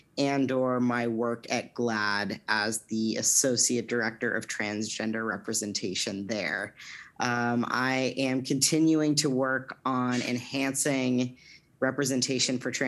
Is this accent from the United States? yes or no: yes; Orange County, California, United States; now in Los Angeles, United States; I grew up in Orange County, California